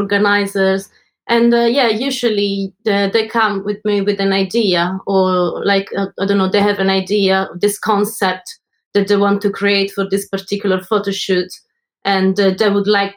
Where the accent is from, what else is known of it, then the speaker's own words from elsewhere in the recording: Italy; moved away as an adult; now in London, United Kingdom; I'm from Italy, and I've been in London for the last 15 years.